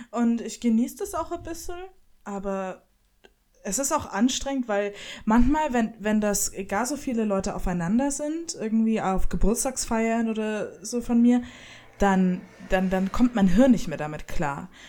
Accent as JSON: {"language": "German", "region": "Bavaria", "country": "Germany", "tie": "born there", "said": "Ich bin geboren in der Oberpfalz und habe fränkische Freunde"}